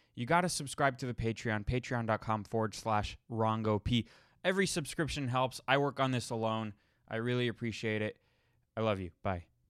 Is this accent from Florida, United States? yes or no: yes; Florida, United States; moved away; I grew up in Florida